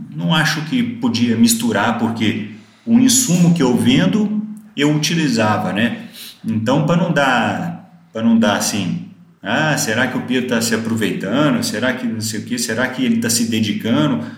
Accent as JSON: {"language": "Portuguese", "town": "Araxá", "region": "Minas Gerais", "country": "Brazil", "tie": "born or raised there", "also_born_or_lived": "Uberaba / Goiânia / Rio Verde", "moved": "as an adult", "said": "surgiu a vaga em Araxá, né, minha cidade natal, onde a gente tinha fazenda."}